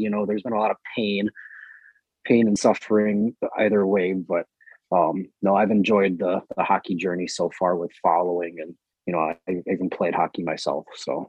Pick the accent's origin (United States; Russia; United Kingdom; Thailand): United States; Wisconsin; I am born and raised in Wisconsin.